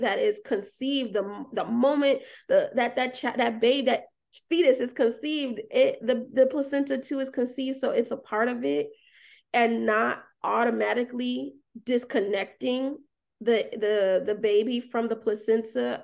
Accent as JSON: {"language": "English", "town": "Atlanta", "region": "Georgia", "country": "United States", "tie": "born or raised there", "moved": "as an adult", "lives_now": "Alabama, United States", "said": "I grew up in Atlanta, moved to Alabama"}